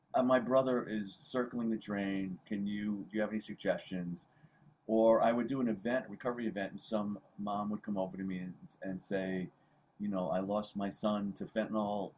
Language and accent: English; New York City, New York, United States; also born or lived in Queens, New York; I was born in the Bronx